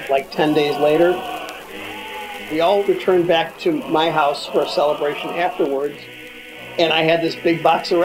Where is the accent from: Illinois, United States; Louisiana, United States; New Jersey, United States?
Illinois, United States; Northfield; I grew up in Northfield, which is sort of the baby sister of a town called Winnetka